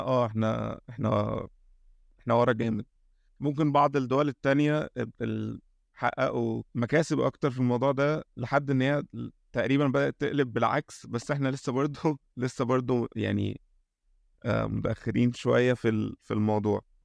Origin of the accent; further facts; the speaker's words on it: Egypt; عندنا في مصر